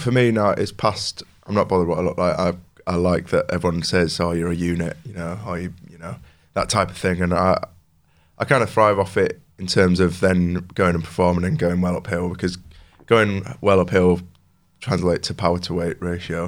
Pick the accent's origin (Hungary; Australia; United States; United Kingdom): United Kingdom; New Mill, Yorkshire and the Humber; I grew up in New Mill, just outside of Homeforth